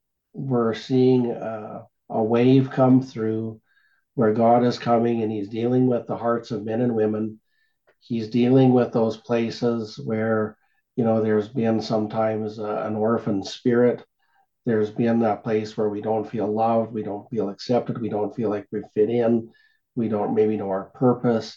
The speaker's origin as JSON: {"language": "English", "country": "Canada"}